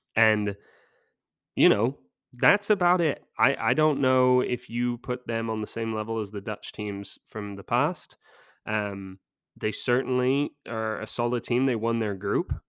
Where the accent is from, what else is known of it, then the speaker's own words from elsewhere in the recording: England, United Kingdom; as an Englishman